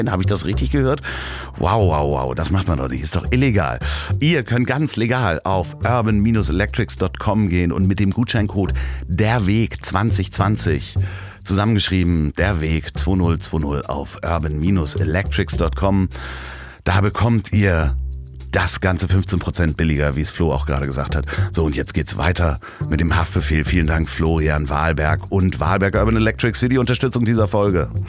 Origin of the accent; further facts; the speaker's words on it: Amsterdam, North Holland, Netherlands; Ich bin aus Amsterdam.